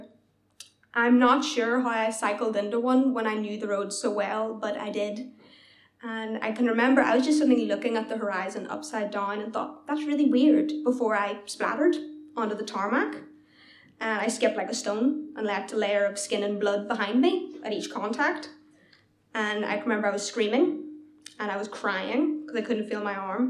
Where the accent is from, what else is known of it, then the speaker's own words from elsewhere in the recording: Belfast, Northern Ireland, United Kingdom; at home in Belfast